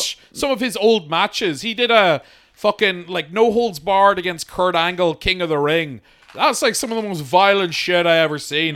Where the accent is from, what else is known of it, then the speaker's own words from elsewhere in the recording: Ireland; we're Irish